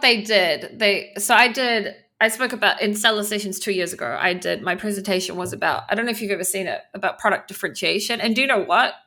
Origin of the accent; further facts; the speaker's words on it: New Zealand; moved away as an adult; now in Israel; I grew up in New Zealand. I live, I've been living in Israel for fourteen years